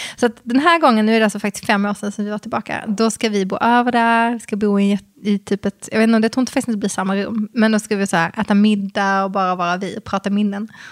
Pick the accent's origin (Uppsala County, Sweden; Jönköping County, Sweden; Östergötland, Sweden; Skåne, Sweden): Skåne, Sweden; accent: Scanian; så fort jag träffar någon som är från samma land, alltså Skåneland, Skåneland